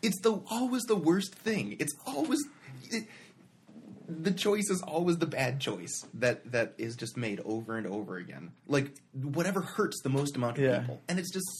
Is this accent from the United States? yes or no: yes; United States; as an American people